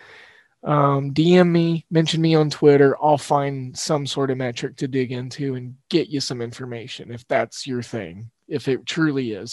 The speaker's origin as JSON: {"language": "English", "country": "United States", "tie": "born or raised there", "said": "I grew up in Big 12 country"}